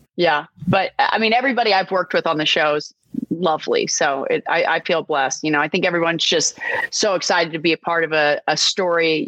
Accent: Texas, United States; moved away; I grew up in Texas. My family had a ranch

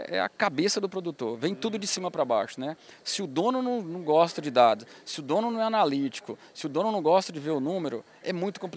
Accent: Bahia, Brazil; also born or lived in Goiás; Sou baiano.

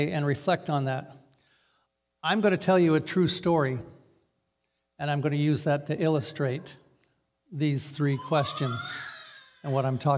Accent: Newburgh, United States; I'm from Newburgh.

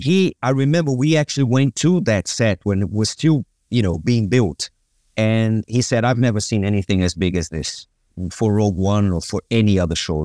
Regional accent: Brazil; moved away as an adult; also born or lived in London; I grew up in Brazil

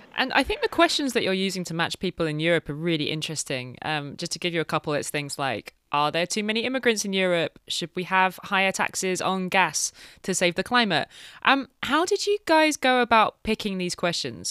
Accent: United Kingdom; Dominic and I are both British

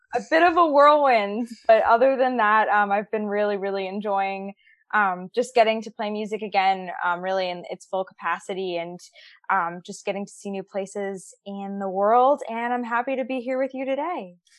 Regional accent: New York, United States; moved away as an adult; now in Nashville, United States; I grew up born and raised in New York

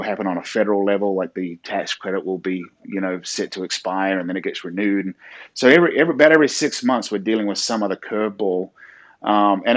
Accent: New Zealand; moved away as an adult; also born or lived in New York City, United States / California, United States; now in South Carolina, United States; I'm originally from New Zealand, and I moved to the States back in 2006, originally to New York City.

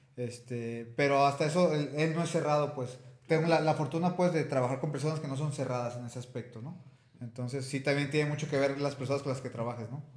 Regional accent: Tepic, Nayarit, Mexico; moved away as an adult; now in Guadalajara, Mexico; yo soy de Tepic, ahorita este, pues estoy radicando aquí en Guadalajara

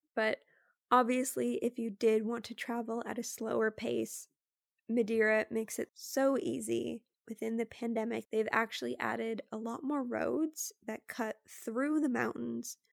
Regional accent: Canada; me being Canadian

